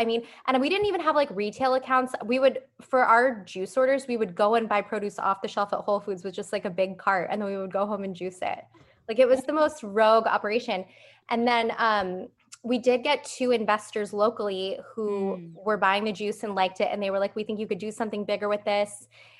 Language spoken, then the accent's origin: English; Phoenix, Arizona, United States; now in San Diego, United States; I was in law school when I moved to San Diego, which is where I live now, but I came from Phoenix